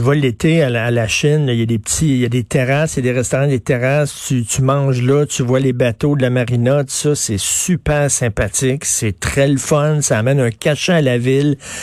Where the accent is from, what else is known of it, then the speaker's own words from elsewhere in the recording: Montreal, Quebec, Canada; Moi, je viens de Verdun, j'ai grandi à Verdun.